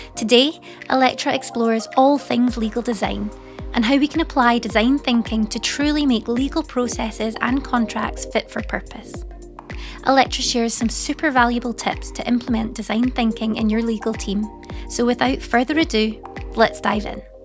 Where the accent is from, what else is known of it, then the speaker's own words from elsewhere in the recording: Scotland, United Kingdom; now in Paris, France; I'm obviously from Scotland originally, but Leeway is based in Paris. Um, so I'm living out there at the moment